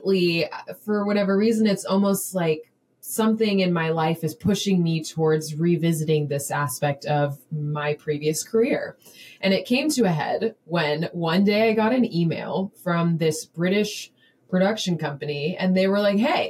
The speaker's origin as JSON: {"language": "English", "region": "Florida", "country": "United States", "also_born_or_lived": "San Francisco", "moved": "as an adult", "said": "I'm from Florida"}